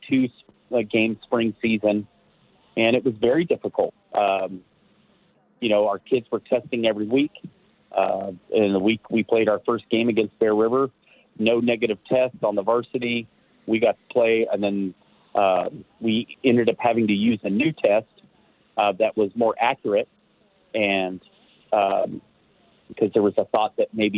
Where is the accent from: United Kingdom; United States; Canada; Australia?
United States; Marysville, California; moved away as an adult; now in Nevada County, United States; I came from Marysville